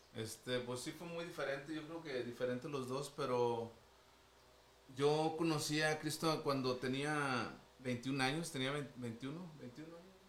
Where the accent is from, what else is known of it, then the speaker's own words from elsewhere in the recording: Monterrey, Nuevo León, Mexico; aquí, de aquí somos de Monterrey. Este, de San Pedro casi